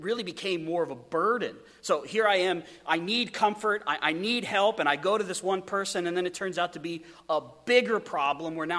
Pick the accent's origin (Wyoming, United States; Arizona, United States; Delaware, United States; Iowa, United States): Wyoming, United States; moved away; also born or lived in Idaho; I come from Wyoming, where if you spit, it floods